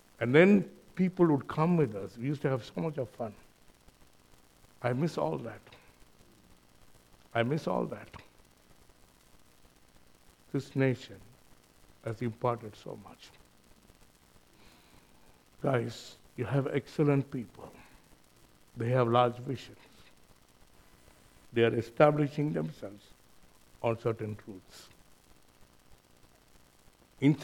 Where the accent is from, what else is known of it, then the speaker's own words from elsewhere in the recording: India; accent: Indian; moved away as an adult; now in New Zealand; my accent is Indian